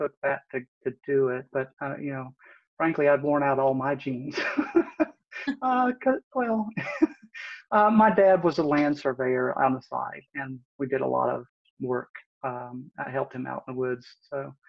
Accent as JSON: {"language": "English", "region": "West Virginia", "country": "United States", "tie": "born or raised there", "moved": "yes", "lives_now": "Northern Virginia, United States", "said": "I was actually raised in West Virginia over on the other side, over near the Ohio River, a little town of about 3,000 people."}